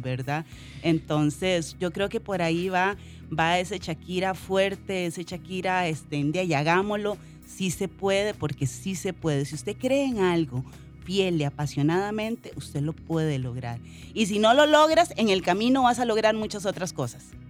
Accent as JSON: {"language": "Spanish", "region": "Limón", "country": "Costa Rica", "said": "yo soy de Limón, muy orgullosamente cedo de las 7. Eh, crecí en una familia humilde"}